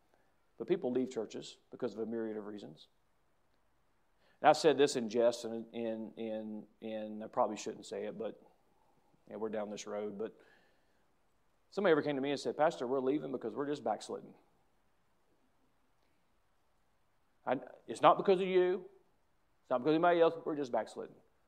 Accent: United States; as an American

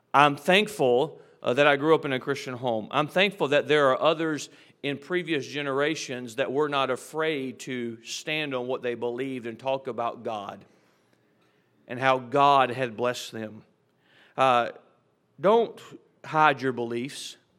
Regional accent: United States; As an American

